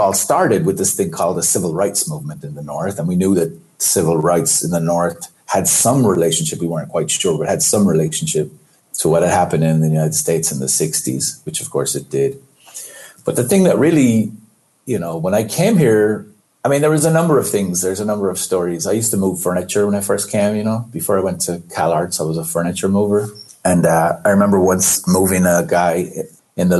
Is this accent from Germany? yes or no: no; Ireland; moved away as an adult; I grew up in Ireland